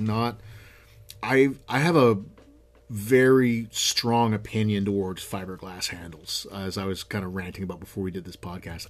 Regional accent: Canada; I'm a Canadian.

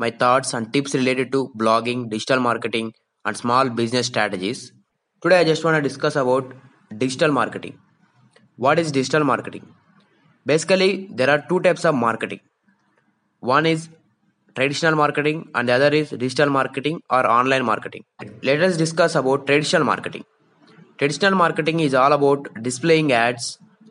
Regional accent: India; I am from India, so I am talking in lakhs

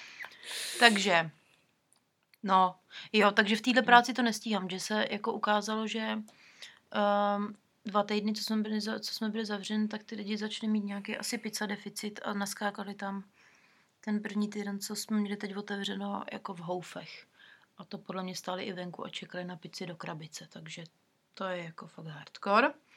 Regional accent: Czechia; moved away as an adult; now in New Zealand; jsme z Česka

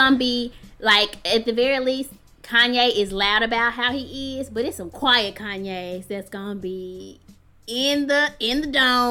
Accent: United States; we are Black, but we're also American

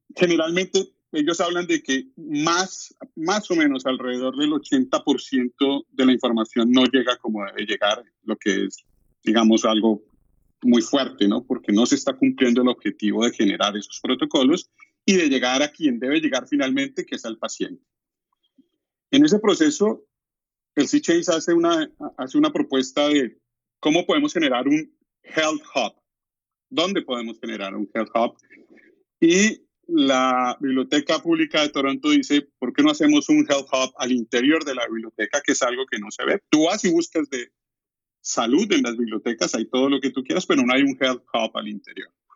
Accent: Colombia; moved away as an adult; now in Mississauga, Canada; soy diseñador industrial de Colombia, de la Universidad Nacional de Colombia. He trabajado durante 30 años en diseño y desarrollo de producto, fui profesor en Colombia durante 20 años

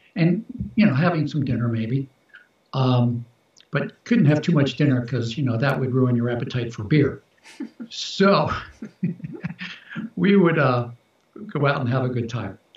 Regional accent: Baltimore, Maryland, United States; I was born in Baltimore, Baltimore, Maryland

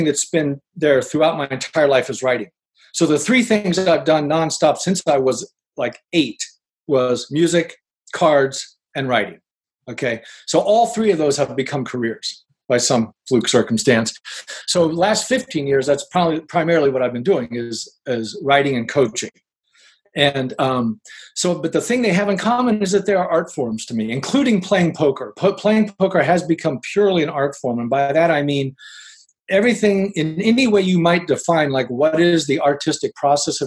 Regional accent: Ohio, United States; moved away as an adult; now in Oakland, United States; I grew up in Ohio. I lived there for 40 years. And I moved here to California 20 years ago to play poker

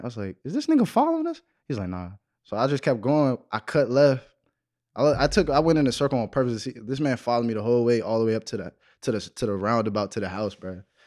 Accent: Waldorf, Maryland, United States; I'm from Waldorf, Maryland

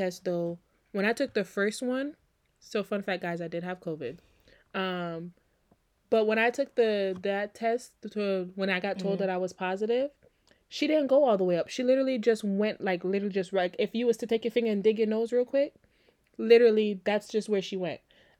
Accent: U.S. Virgin Islands; Y'all, listen, growing up in the Virgin Islands, baby powder was a thing.

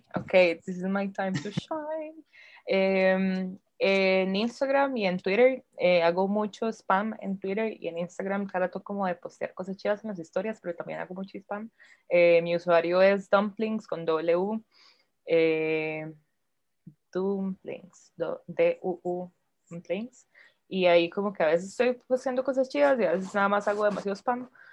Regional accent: Turrialba, Cartago, Costa Rica; moved away; yo soy de Turrialba, casi nunca puedo ir, pero cuando voy intento como estar con mi mamá

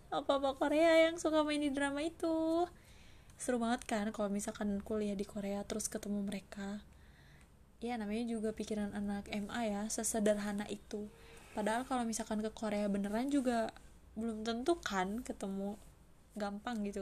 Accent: Bekasi, West Java, Indonesia; now in Cairo, Egypt; Aku asli Bekasi, Jawa Barat. Profesi aku sekarang mahasiswi di Universitas Al-Azhar Kairo Mesir

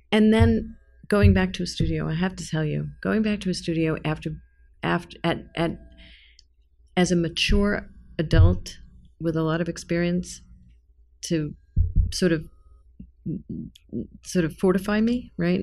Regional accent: New York, United States; I'm a New Yorker

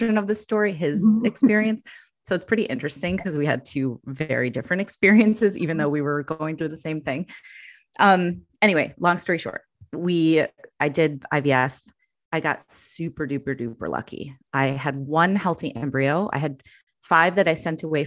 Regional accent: Chicago, Illinois, United States; moved away as an adult; now in New York, United States; We had moved here from Chicago, my hometown

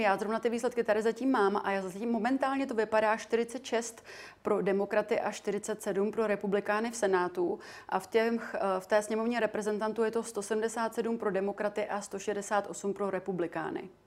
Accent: Czechia; my jako Češi

